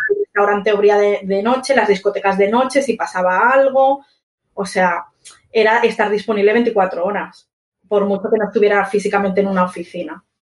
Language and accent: Spanish; Barcelona, Catalonia, Spain; yo soy de Barcelona